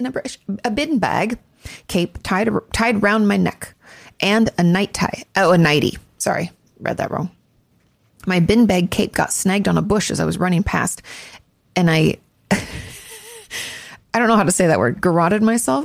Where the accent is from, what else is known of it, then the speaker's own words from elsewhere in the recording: Washington, United States; moved away; also born or lived in Orange County; I grew up in Washington State